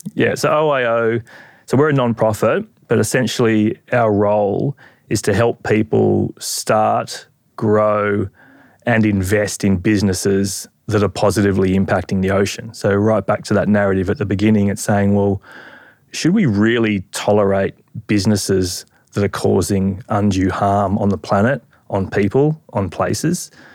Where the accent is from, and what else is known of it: Australia